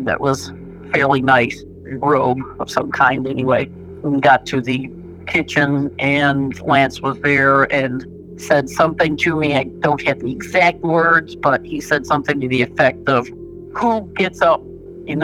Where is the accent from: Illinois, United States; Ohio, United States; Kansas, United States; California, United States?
Illinois, United States; Chicago; born or raised there